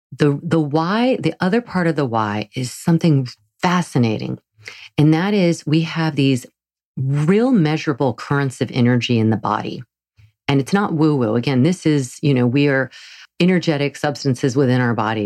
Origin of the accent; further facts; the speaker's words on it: the South, Southern United States, United States; accent: southern; my southern accent